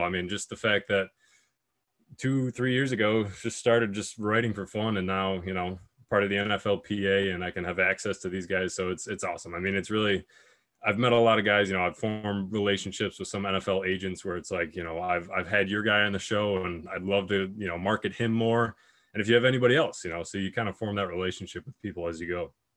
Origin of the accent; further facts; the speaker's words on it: Buffalo, New York, United States; my hometown Buffalo